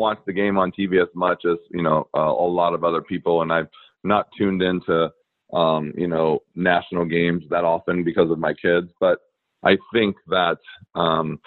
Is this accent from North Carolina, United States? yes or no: no; Anaheim, California, United States; I grew up in Anaheim